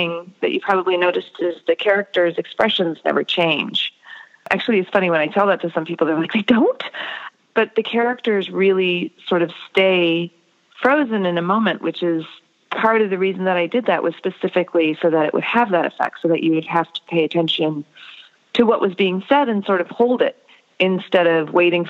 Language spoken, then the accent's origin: English; United States; growing up in America as an Indian American